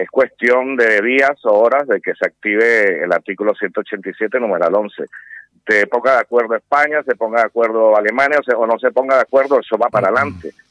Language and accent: Spanish; Venezuela; como venezolano digo que el momento es ahora.